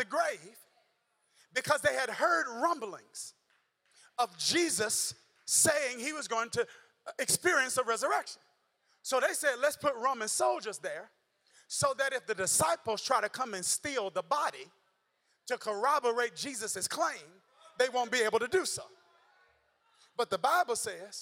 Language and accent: English; Mississippi, United States; I'm still from Mississippi